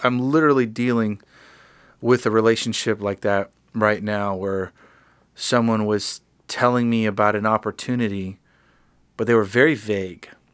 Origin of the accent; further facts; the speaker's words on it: Miami, Florida, United States; now in Nashville, United States; I'm from Miami.